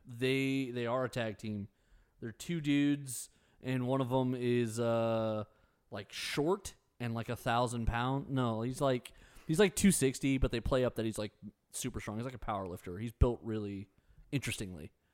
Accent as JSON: {"language": "English", "country": "United States", "said": "As an American"}